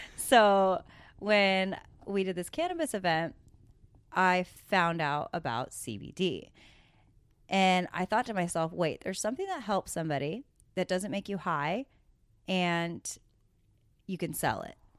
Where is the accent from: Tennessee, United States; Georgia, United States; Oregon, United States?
Oregon, United States; Coquille; moved away; also born or lived in Los Angeles; I grew up in Coquille, Oregon